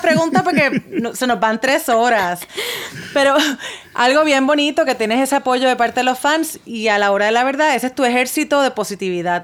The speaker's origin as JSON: {"language": "Spanish", "country": "Puerto Rico", "said": "yo soy puertorriqueña. Hmm. Y nosotros en Puerto Rico hablamos mucho spanglish"}